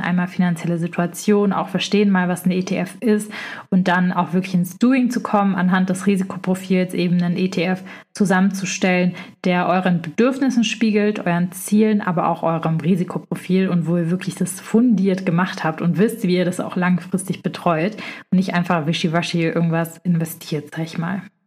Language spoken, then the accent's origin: German; Stuttgart, Baden-Württemberg, Germany; sind so in Speckgürtel von Stuttgart, wo ich herkomme auch